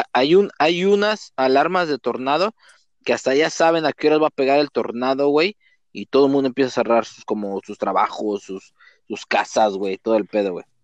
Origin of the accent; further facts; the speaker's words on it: Nezahualcóyotl, State of Mexico, Mexico; moved away; De Nesa